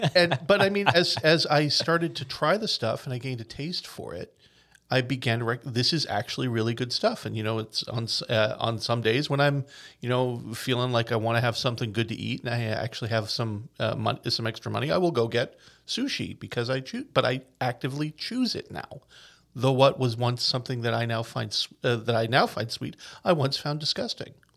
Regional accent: Newfoundland and Labrador, Canada; I am a traditional Newfoundlander. I'm from the Bay. I, you know, and, and until I was, like, in my twenties, I'd never really left Newfoundland

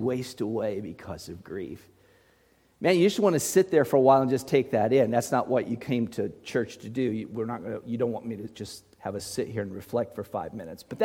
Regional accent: Muncie, Indiana, United States; I was just a little boy in Muncie, Indiana, growing up in that repeatedly haunted house

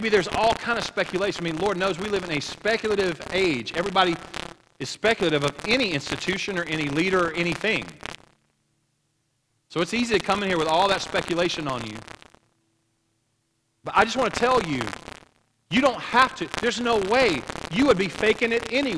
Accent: Oklahoma, United States; I grew up in Oklahoma.

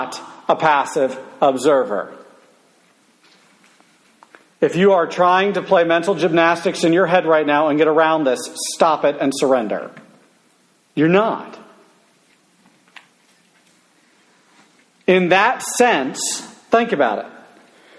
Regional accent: United States; I grew up in America, land of the free, home of the brave, and the fried chicken

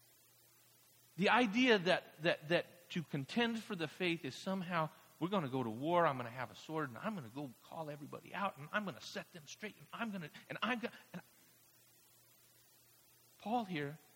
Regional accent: Mexico; moved away; I grew up in Mexico, a staunch Catholic tradition

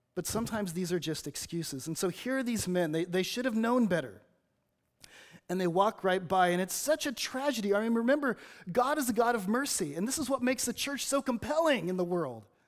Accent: Los Angeles, California, United States; now in Batesville, United States; I'm from Los Angeles

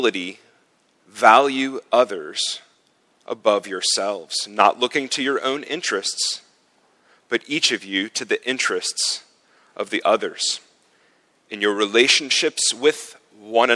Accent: United States; moved away as an adult; now in Zurich, Switzerland; In my home country

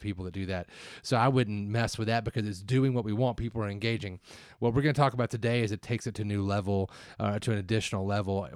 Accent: the South, United States; I'm from the South

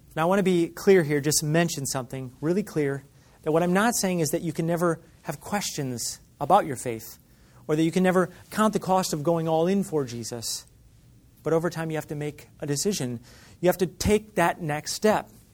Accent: Michigan, United States; When I grew up in Michigan

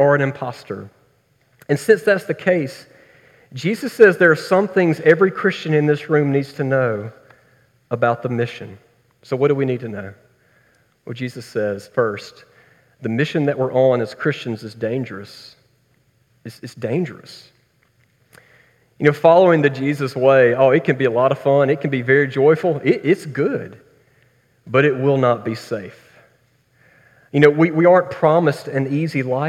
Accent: Tuscaloosa, Alabama, United States; growing up around Tuscaloosa, it was lonely being an Auburn fan

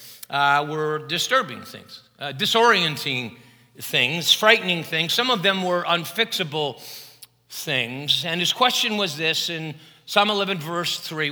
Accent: Chicago, Illinois, United States; I had a lot of Catholic friends growing up in Chicago who observed Lent

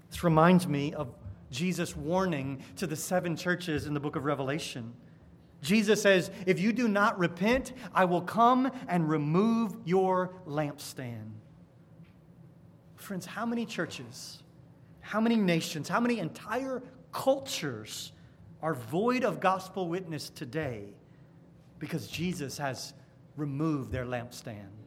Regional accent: United States; As American Christians

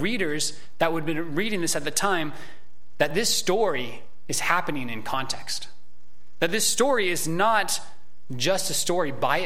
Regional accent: United States; as American Christians

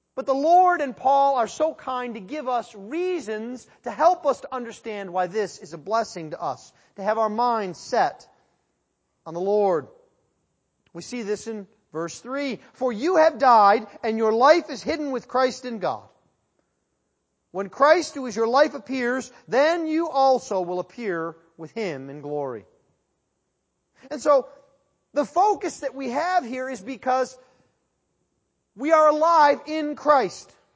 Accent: Western New York, United States; growing up in Western New York

